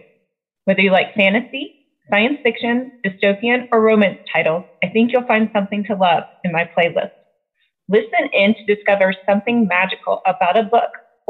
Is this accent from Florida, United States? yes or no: no; Georgia, United States; I was from South Georgia and people in Atlanta made fun of how I talked.